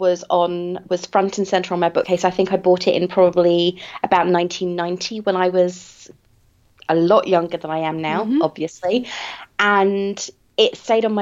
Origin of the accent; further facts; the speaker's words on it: England, United Kingdom; I am English, and at a certain point in history, I think at the time of the War for Independence, we stopped learning American history at school